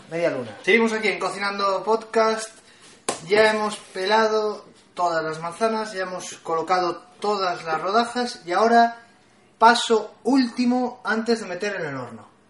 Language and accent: Spanish; Valladolid, Castile and León, Spain; somos de Valladolid